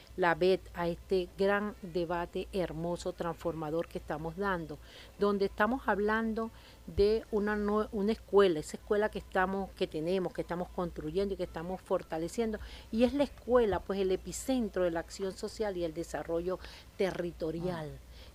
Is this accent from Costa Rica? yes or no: no; Venezuela; Nuestro gentilicio como venezolano.